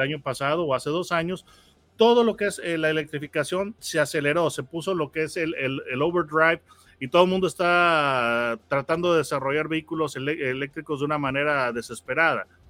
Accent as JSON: {"language": "Spanish", "country": "Mexico", "said": "aquí nosotros tenemos un dicho en México"}